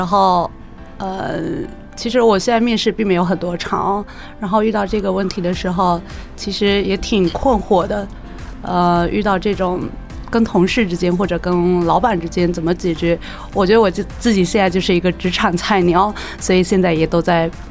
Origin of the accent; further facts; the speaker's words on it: China; 我们中国人